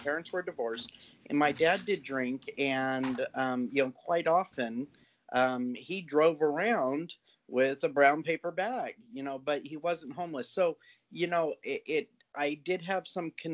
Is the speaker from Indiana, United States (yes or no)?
no; Orange County, California, United States; I am from originally from the Orange County area